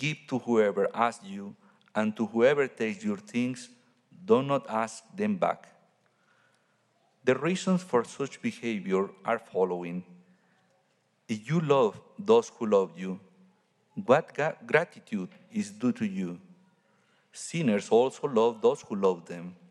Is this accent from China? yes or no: no; Mexico; now in Santiago, Chile; I'm from Mexico